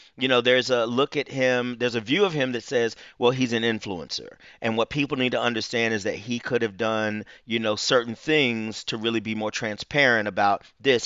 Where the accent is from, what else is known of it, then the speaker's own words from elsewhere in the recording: Huntsville, Alabama, United States; moved away as an adult; now in Atlanta, United States; I'm not from Atlanta. I moved to Atlanta in nineteen ninety-five to attend Morehouse, but I'm from Huntsville, Alabama